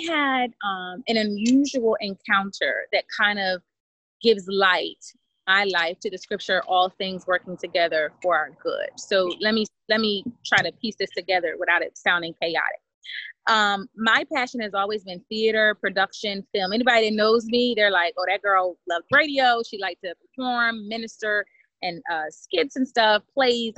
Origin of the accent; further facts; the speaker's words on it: Camden, New Jersey, United States; moved away as an adult; I'm from Camden, New Jersey. Um, relocated once I graduated from high school